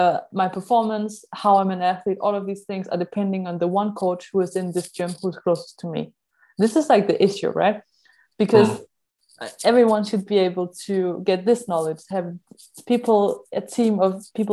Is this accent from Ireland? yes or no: yes; Ireland; So not just if I'm from Ireland, I get it, because I'm lucky, this is where I was born